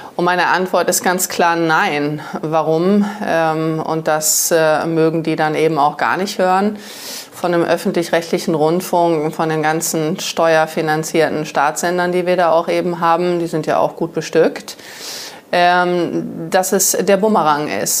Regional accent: Germany; Ich liebe Deutschland, ich liebe mein Vaterland

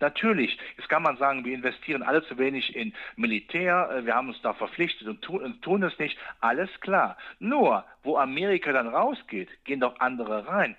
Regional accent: Rhineland, Germany; ich bin Rheinländer

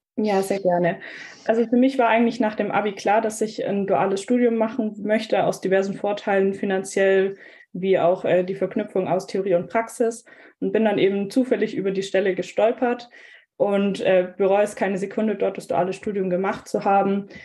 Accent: Nuremberg, Bavaria, Germany; Ich komme ursprünglich aus der Gegend Nürnberg, bin quasi heimatnah geblieben mit dem Master in Nürnberg

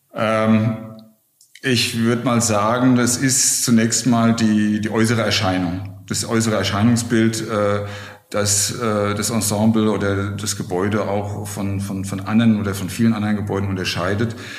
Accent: Wiesbaden, Hesse, Germany; moved away as an adult; now in Berlin, Germany; Ich komme aus, aus Wiesbaden, aus Hessen.

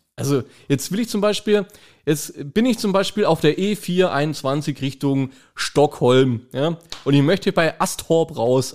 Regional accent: Germany; Ich bin gebürtiger Kreuzheimer. Das Ding ist 10 Kilometer daneben.

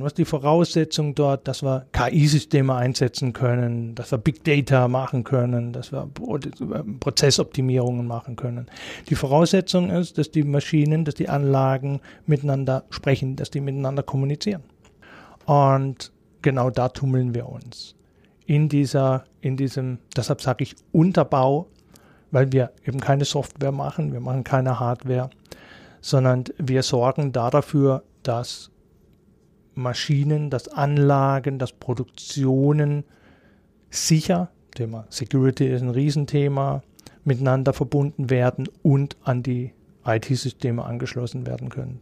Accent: Emmendingen, Baden-Württemberg, Germany; Ich komme gebürtig aus Emmendingen, bin da aufgewachsen

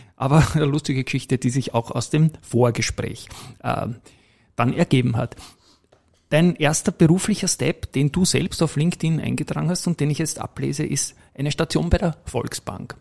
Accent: Austria

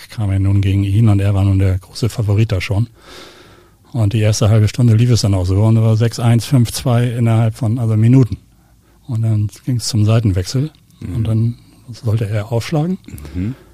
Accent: Uetersen, Schleswig-Holstein, Germany; born there; Na {S2} gut, geboren bin ich in Uetersen, aber mit äh, 20 bin ich nach dem Zorn gezogen.

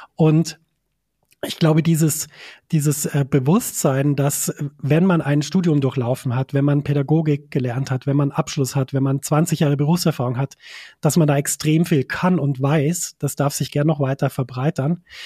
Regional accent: a tiny Bavarian village, Germany; ich komme aus einem winzig kleinen bayerischen Dorf

